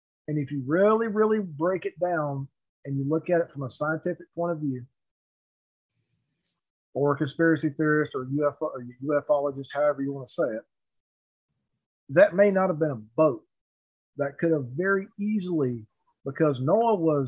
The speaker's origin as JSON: {"language": "English", "country": "United States", "tie": "born or raised there", "said": "I was born on the Cherokee Reservation."}